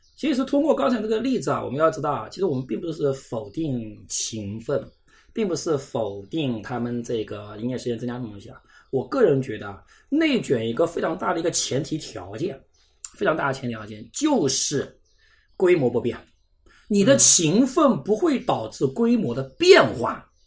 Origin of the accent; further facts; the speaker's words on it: Zhejiang, China; 像我们浙江这边